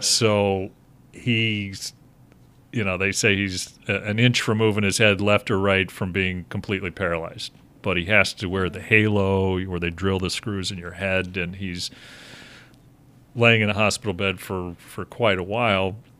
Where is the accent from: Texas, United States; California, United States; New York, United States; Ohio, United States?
Ohio, United States; Cincinnati; born or raised there; also born or lived in Pittsburgh, Pennsylvania; now in Chicago, United States